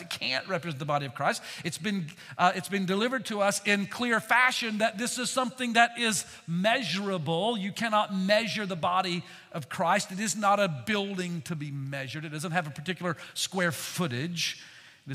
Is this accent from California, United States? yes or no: no; Candler, North Carolina, United States; I'm from Candler, North Carolina.